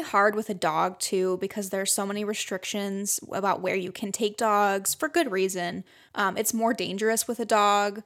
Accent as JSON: {"language": "English", "region": "Michigan", "country": "United States", "tie": "born or raised there", "said": "growing up in Michigan"}